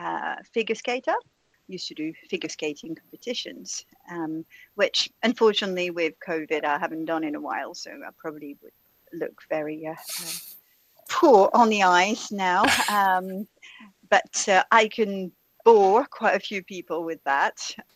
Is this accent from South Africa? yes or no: no; France; first language French; English is a second language; First of all, I was born and raised in France, but decided speaking French was too boring, so let's get a few languages under my belt.